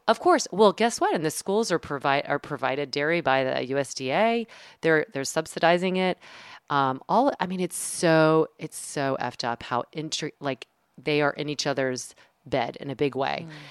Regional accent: the South, United States; I'm from the South

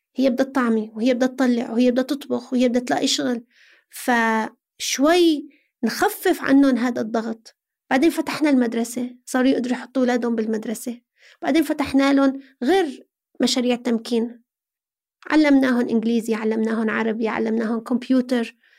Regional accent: Aleppo, Aleppo Governorate, Syria; moved away as an adult; now in Lebanon; أنا من حلب

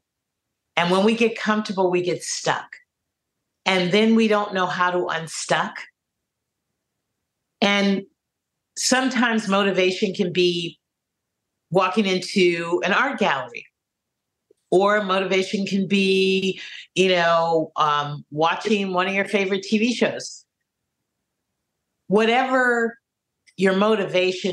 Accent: San Francisco, California, United States; I grew up in San Francisco in the late 60s, early 70s, around a lot of my elders.

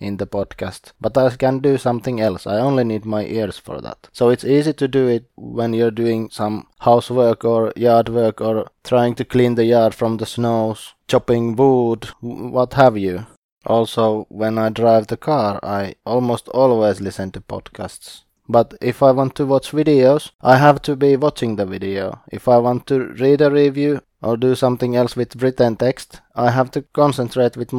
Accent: Eastern Finland, Finland; I am from Eastern Finland

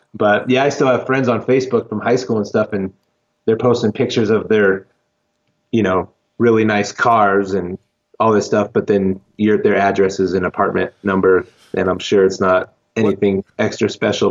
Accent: Lancaster, California, United States; now in Colorado Springs, United States; I grew up in California, okay. in the desert of Lancaster, California, which is Los Angeles County

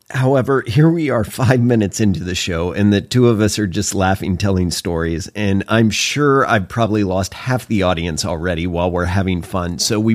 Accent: Oklahoma, United States; I grew up in Oklahoma.

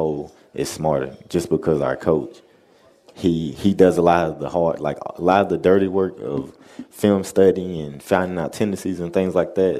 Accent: the South, United States; I would say me and him get along. We're both from the South.

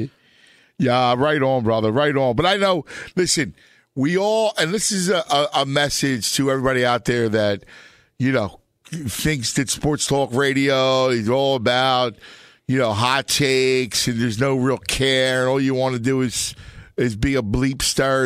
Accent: Philadelphia, Pennsylvania, United States; my hometown where I do a, a local show

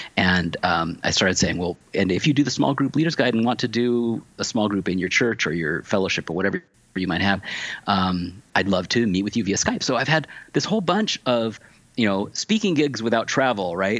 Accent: Tacoma, Washington, United States; also born or lived in California; now in Pittsburgh, United States; I come from Washington State originally.

